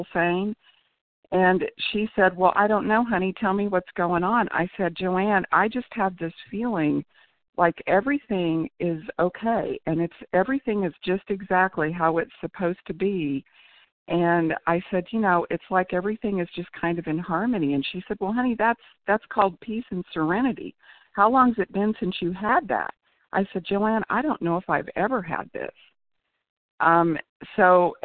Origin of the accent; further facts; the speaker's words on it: Tulsa, Oklahoma, United States; I'm from Oklahoma